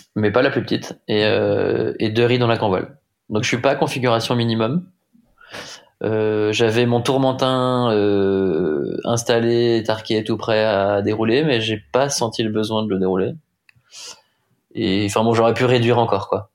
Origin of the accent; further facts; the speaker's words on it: Rennes, Brittany, France; je suis breton, j'ai grandi à Rennes